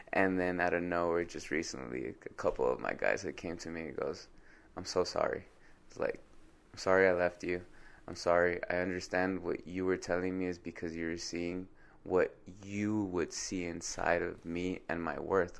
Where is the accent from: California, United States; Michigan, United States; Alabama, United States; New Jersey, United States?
California, United States; Compton; I grew up in Compton